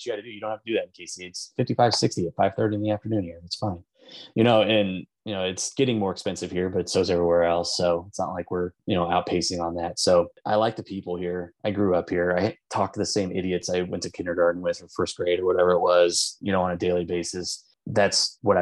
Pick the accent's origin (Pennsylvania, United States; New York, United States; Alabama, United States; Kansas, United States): Kansas, United States; Overland Park; also born or lived in Denver; I grew up in Overland Park area, went to St. Thomas Aquinas for high school, went away to college